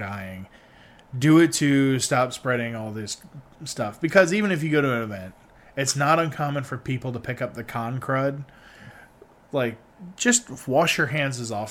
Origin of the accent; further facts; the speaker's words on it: United States; as an American